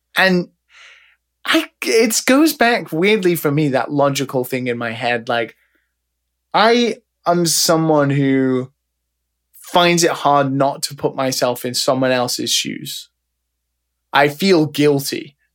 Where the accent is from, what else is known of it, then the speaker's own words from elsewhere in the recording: United Kingdom; now in Japan; I'm a British man